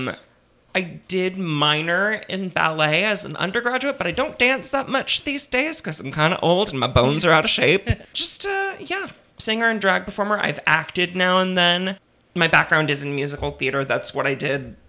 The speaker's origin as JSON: {"language": "English", "town": "Destrehan", "region": "Louisiana", "country": "United States", "tie": "born or raised there", "also_born_or_lived": "Metairie, Louisiana", "said": "I'm from here. I was born in Metairie, and I grew up in a charming little ashtray of a town called Destrehan."}